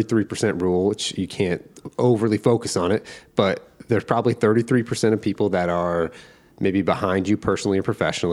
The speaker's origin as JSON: {"language": "English", "region": "Indiana", "country": "United States", "moved": "yes", "said": "I'm from Indiana"}